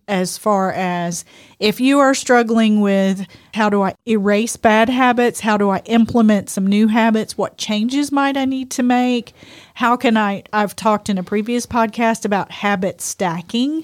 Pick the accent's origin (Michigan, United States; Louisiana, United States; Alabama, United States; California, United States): Louisiana, United States; we're from Louisiana